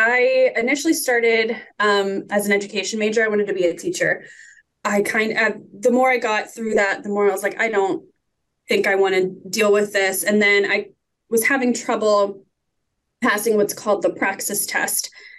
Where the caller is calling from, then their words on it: Warren, Ohio, United States; I'm coming from Warren, Ohio, which is in Northeast Ohio, United States.